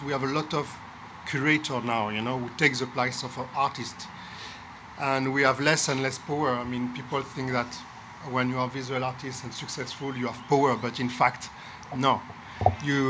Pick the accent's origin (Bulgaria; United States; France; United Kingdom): France; Marseille, Provence-Alpes-Côte d'Azur; English is a second language; I'm from Marseille